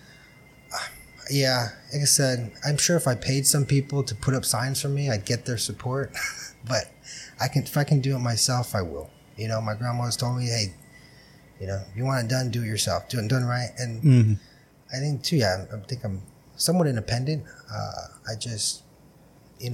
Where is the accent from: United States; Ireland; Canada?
United States; Brawley, California; I was born on the West Side